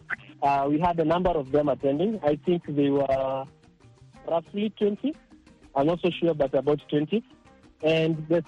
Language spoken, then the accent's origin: English; Nairobi, Kenya; I come from Nairobi